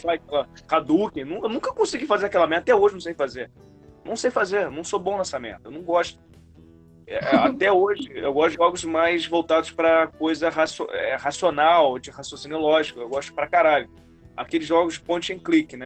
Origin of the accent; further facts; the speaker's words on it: Campos dos Goytacazes, Rio de Janeiro, Brazil; now in Rio de Janeiro, Brazil; como eu nasci em Campos, não tinha essas paradas lá. Fui ver, conhecer McDonald's, Bob's lá com 10 anos de idade